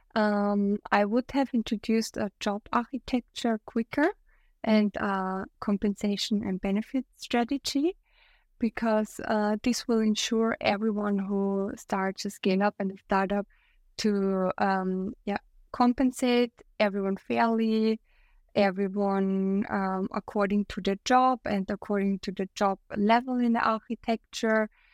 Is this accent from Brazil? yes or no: no; Austria; I'm from Austria, my partner lives in Germany